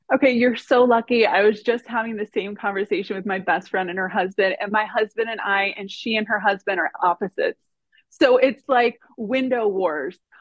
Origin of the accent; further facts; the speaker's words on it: Miami, Florida, United States; now in Northern California, United States; I've been living in Northern California for 13 years, I was born and raised in Miami, Florida